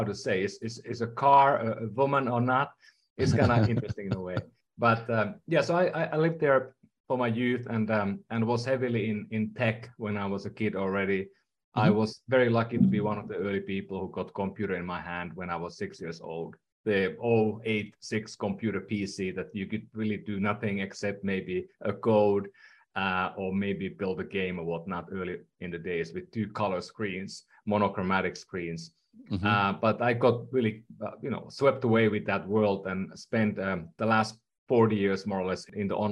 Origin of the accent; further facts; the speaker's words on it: Finland; English is a second language; moved away as an adult; now in California, United States; I'm from Finland. That's the reason why I speak funny at times.